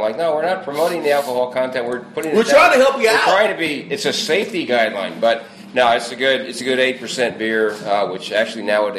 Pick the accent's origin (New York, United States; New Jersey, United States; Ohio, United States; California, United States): New Jersey, United States; I can talk like I'm from New Jersey if I need to, but I don't need to.